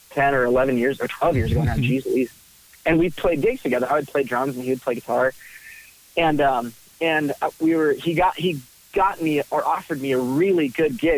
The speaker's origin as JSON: {"language": "English", "town": "Nashville", "region": "Tennessee", "country": "United States", "tie": "born or raised there", "said": "I grew up in Nashville, Tennessee."}